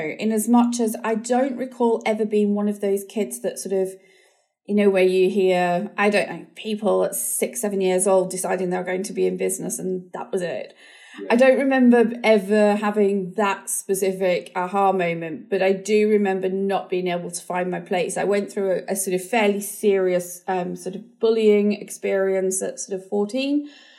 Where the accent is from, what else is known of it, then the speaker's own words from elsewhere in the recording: New Zealand; I always just sort of remember growing up in New Zealand, the school experiences were really positive, doing homework on the beach